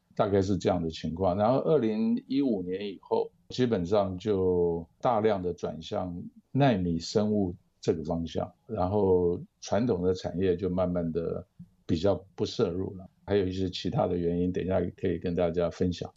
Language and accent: Chinese; Taiwan; moved away as an adult; also born or lived in Minnesota, United States / Ohio, United States; 我是在台湾出生长大，台湾大学一九七二年化工系毕业